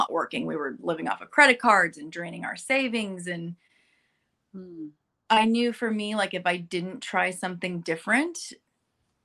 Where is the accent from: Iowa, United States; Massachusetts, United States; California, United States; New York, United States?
California, United States; Burbank; moved away as an adult; now in North Texas, United States; I grew up in Burbank.